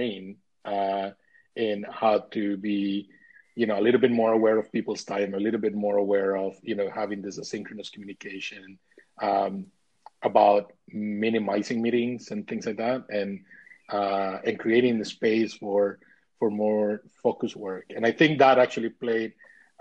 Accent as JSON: {"language": "English", "country": "Costa Rica", "moved": "yes", "lives_now": "North East England, United Kingdom", "said": "I'm originally from Costa Rica, now based in the northeast of England"}